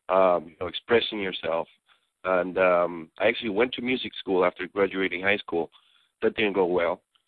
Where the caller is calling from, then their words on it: Athens, Georgia, United States; I am calling you from beautiful Athens, Georgia.